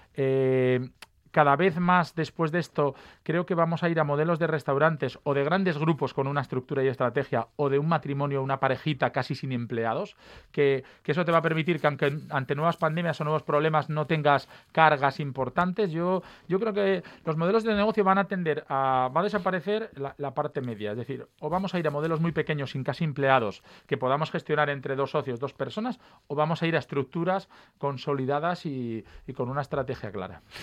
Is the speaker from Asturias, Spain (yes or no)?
yes; Mieres, Asturias, Spain; Yo estudiaba en Turón, soy de Mieres